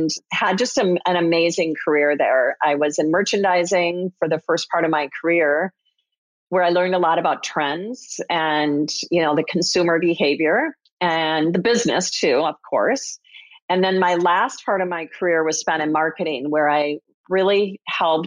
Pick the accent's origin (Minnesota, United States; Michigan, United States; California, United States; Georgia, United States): Minnesota, United States; I grew up in Minnesota